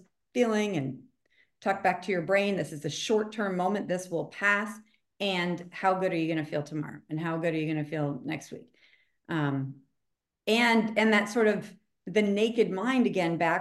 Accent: outside of Boston, Massachusetts, United States; I grew up outside of Boston, so it was like Puritan culture.

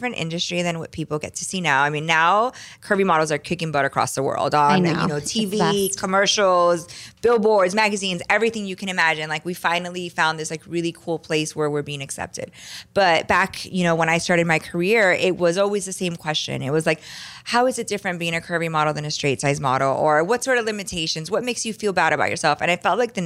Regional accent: Miami, Florida, United States; now in California, United States; I grew up in Miami

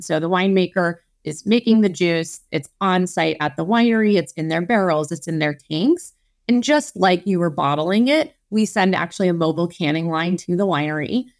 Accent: Midwest, United States; moved away; also born or lived in Chicago / Minneapolis / New Orleans / Stanford; I am a Midwesterner born and raised. My, I was born in Chicago, but I've lived in Minneapolis.

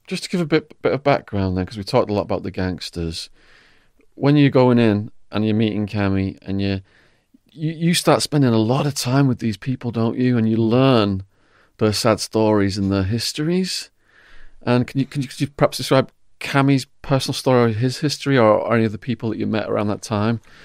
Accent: England, United Kingdom

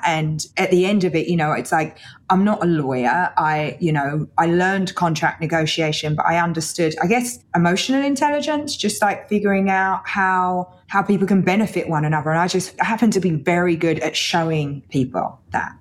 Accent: London, United Kingdom; I was born in East London. You know, my mum was a single working mum, and I'm the eldest of four girls

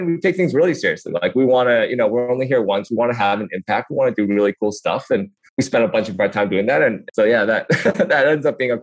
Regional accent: Vancouver, Washington, United States; I grew up in a small town called Vancouver in Washington

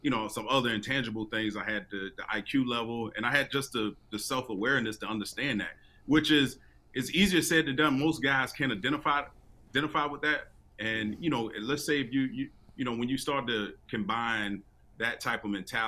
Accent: Florida, United States; No, I grew up in Florida, so

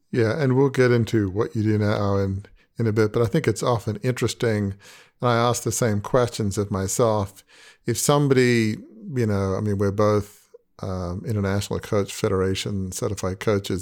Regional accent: Australia; growing up in a large family media business in Australia

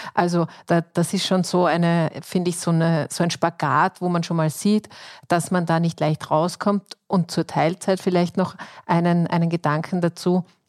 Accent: Austria; bei uns in Österreich

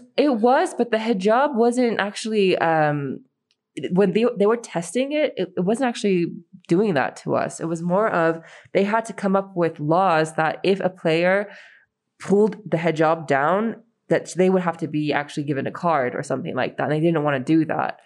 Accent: United States; also born or lived in Iran; American, Iranian with a Russian twist

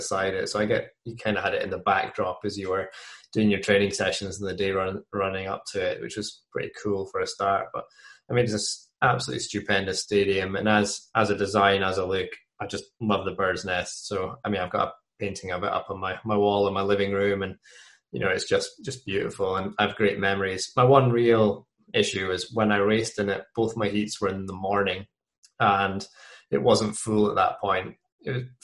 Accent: Scotland, United Kingdom; my home country

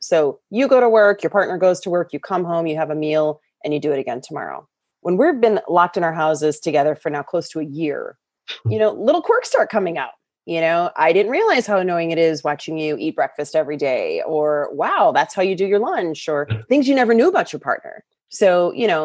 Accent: Michigan, United States; moved away as an adult; now in California, United States; I'm from Michigan, raised with very Midwest values, Midwest lifestyle

